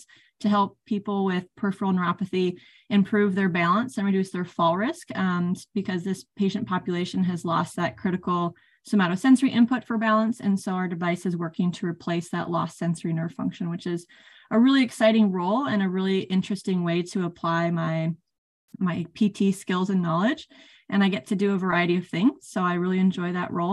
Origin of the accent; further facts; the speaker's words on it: California, United States; moved away as an adult; also born or lived in Iowa / Minnesota; I grew up in California area